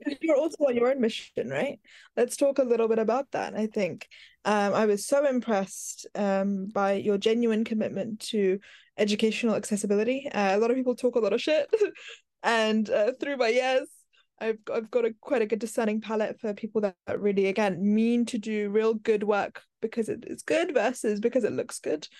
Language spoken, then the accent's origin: English; London, United Kingdom; accent: Americanisms; I grew up in West London